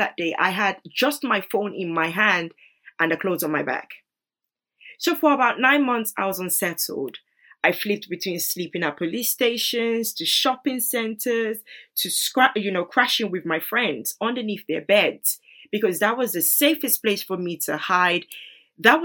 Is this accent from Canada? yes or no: no; Nigeria; moved away; I grew up in Nigeria